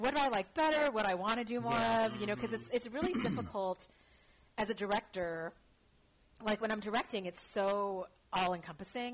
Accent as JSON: {"language": "English", "town": "Los Angeles", "region": "California", "country": "United States", "tie": "born or raised there", "also_born_or_lived": "Shanghai / Bay Area", "moved": "yes", "said": "I'm uh, born and raised in Los Angeles"}